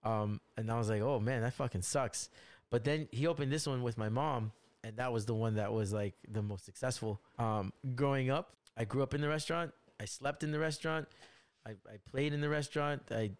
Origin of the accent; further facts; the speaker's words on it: United States; I grew up American, but I'm also Chinese. I come home to Chinese parents